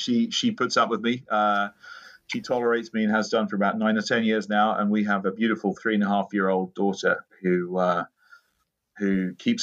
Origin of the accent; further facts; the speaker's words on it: United Kingdom; moved away as an adult; also born or lived in London; now in Holland, United States; I'm originally from the United Kingdom